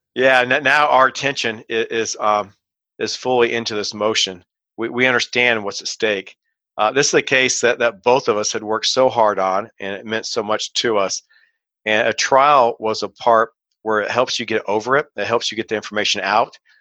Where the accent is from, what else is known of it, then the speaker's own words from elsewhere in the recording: Kansas City, United States; moved away as an adult; also born or lived in Decatur, Illinois / Chicago; I got transferred right before the trial started to my hometown of Kansas City